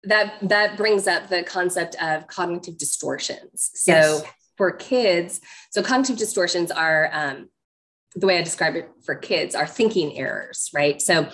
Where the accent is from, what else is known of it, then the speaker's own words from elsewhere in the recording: Egypt; So I was growing up in Egypt, and my dad was a medical researcher